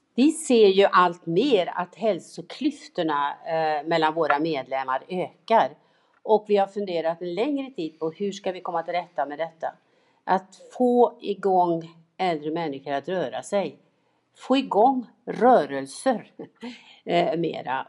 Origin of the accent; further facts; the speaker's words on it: Tidaholm, Västra Götaland, Sweden; mina gubbar i GIF där hemma i Tidaholm